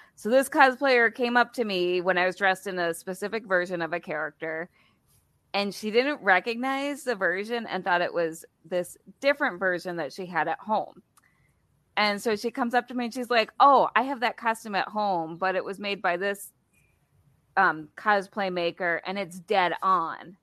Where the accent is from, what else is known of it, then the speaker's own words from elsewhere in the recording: Wisconsin, United States; I'm from Wisconsin